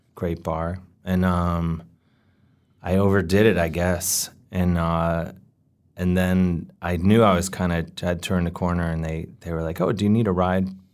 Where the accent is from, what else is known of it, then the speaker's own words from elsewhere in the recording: United States; growing up in America